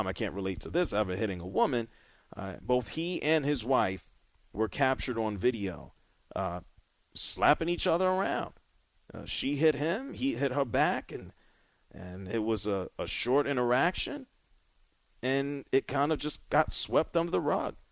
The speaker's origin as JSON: {"language": "English", "town": "New York City", "region": "New York", "country": "United States", "tie": "born or raised there", "said": "growing up in New York City"}